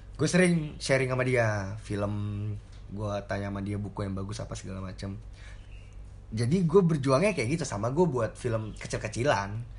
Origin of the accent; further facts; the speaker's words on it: Indonesia; moved away as an adult; also born or lived in Jakarta; now in Germany; gue lahir di Indonesia